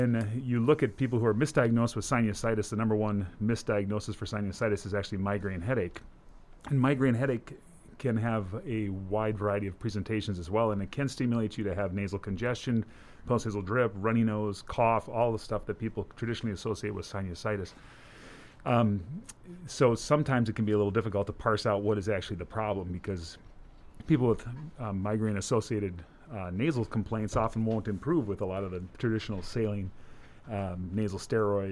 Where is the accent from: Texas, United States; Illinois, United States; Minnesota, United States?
Minnesota, United States; moved away as an adult; also born or lived in Cincinnati, Ohio; now in Brookings, United States; I grew up in Minnesota